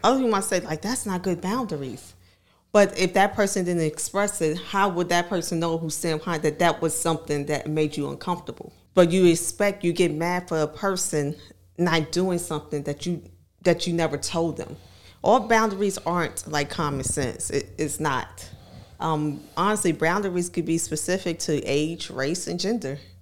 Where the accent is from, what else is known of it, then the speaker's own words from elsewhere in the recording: New York City, New York, United States; now in Virginia, United States; I'm from New York, from Harlem specifically.